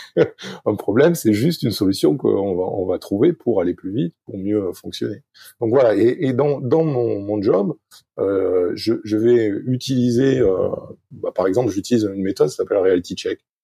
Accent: Arcachon Basin, Nouvelle-Aquitaine, France; je suis français, je viens du, euh, sud-ouest de la France, Basse-en-Arcachon.

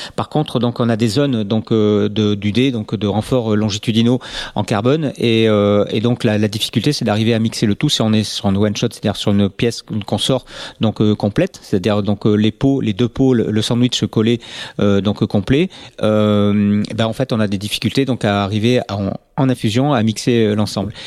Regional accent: Bordeaux, Nouvelle-Aquitaine, France; on est bordelais.

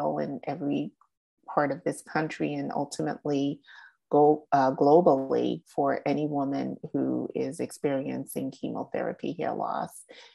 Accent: Boston, Massachusetts, United States; I was born and raised in Boston

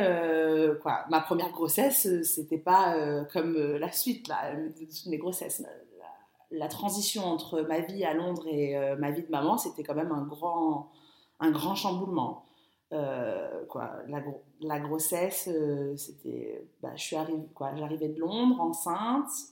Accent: Biot, Provence-Alpes-Côte d'Azur, France; moved away as an adult; also born or lived in London; je suis arrivée à Biot, donc ma ville natale

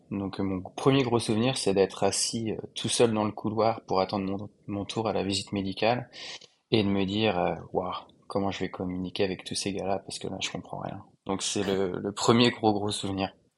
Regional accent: France; moved away as an adult; also born or lived in United States; now in Shanghai, China; je suis français, j'ai 31 ans

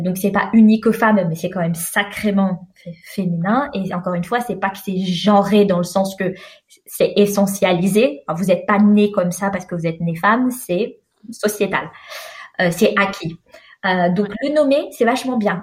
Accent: France; also born or lived in Algeria (parents); now in Sweden; je suis française et à l'heure actuelle, je vis en Suède

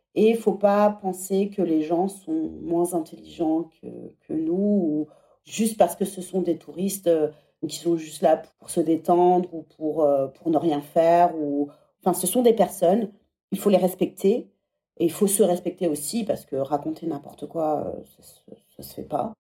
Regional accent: Centre-Val de Loire, France; moved away as an adult; also born or lived in England; now in Paris, France; les châteaux de la Loire, c'est là d'où je viens.

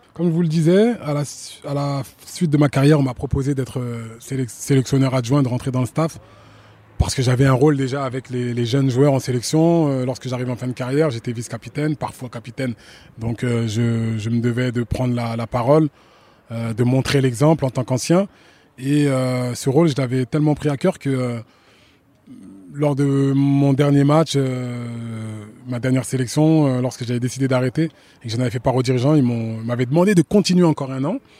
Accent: France; je, suis né en France, j'ai grandi en France

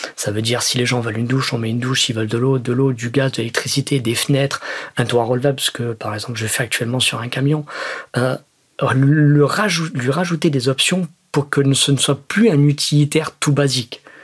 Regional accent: Salon-de-Provence, Provence-Alpes-Côte d'Azur, France; de là où je viens, donc de Salon de Provence

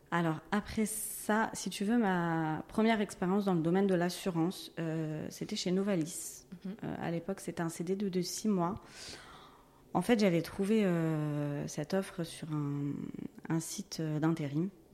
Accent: Gennevilliers, Île-de-France, France; je suis née à Gennevilliers dans le 92, euh, j'y suis toujours

